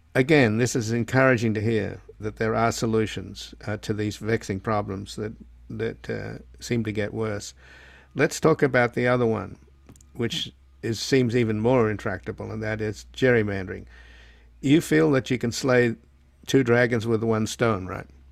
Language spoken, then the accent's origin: English; Australia; now in United States; I come from Australia